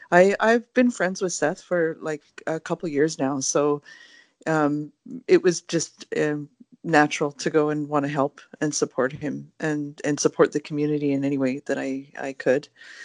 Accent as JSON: {"language": "English", "town": "Lac Ste. Anne", "region": "Alberta", "country": "Canada", "said": "I'm a Chif from Manitousaugegan, which is Lac St. Anne in Alberta."}